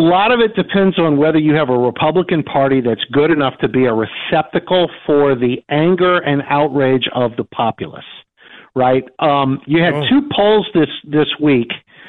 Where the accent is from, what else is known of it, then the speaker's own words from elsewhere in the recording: Louisiana, United States; I come from Louisiana.